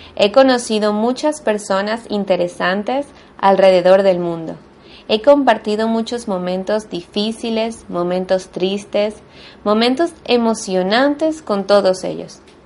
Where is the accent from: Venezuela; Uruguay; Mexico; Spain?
Venezuela; first language Spanish; now in Buenos Aires, Argentina; soy de Venezuela, pero vivo actualmente en Buenos Aires, Argentina